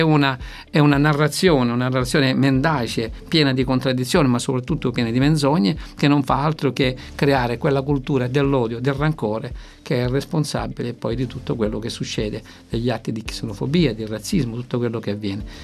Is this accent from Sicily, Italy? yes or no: yes; Lampedusa, Sicily, Italy; io vengo da lì, eh, vengo da Lampedusa